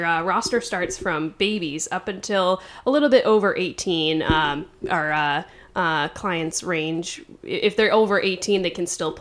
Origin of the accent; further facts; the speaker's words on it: East Coast, United States; moved away as an adult; now in Los Angeles, United States; I'm originally from the East Coast.